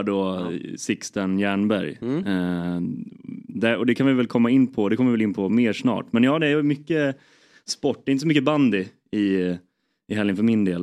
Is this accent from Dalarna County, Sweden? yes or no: yes; Borlänge, Dalarna County, Sweden; jag är från Borlänge